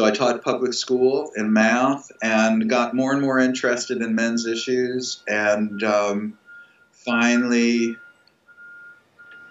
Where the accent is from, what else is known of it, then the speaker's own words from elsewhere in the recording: New York City, New York, United States; I was born in the Bronx. I'm a Bronx boy